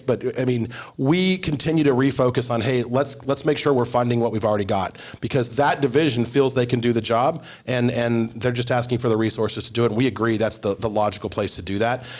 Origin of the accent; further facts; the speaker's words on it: Arizona, United States; I'm from Arizona